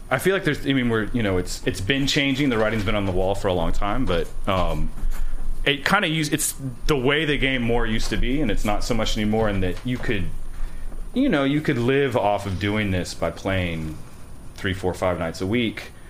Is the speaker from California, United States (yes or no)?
yes; Healdsburg, California, United States; moved away; also born or lived in New York; Little town, a little town called Healdsburg, which is Healdsburg. Super obnoxious now, but it wasn't so bad when I left.